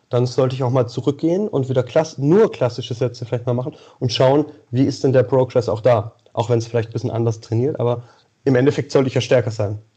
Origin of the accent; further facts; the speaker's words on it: Xanten, North Rhine-Westphalia, Germany; Äh, Xanten, Nordrhein-Westfalen, Niederrhein.